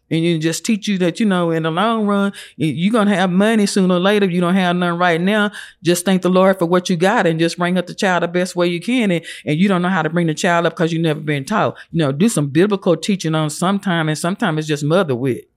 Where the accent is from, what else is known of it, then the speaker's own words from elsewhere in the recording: Lubbock, Texas, United States; moved away as an adult; also born or lived in Phoenix, Arizona; I grew up in Lubbock.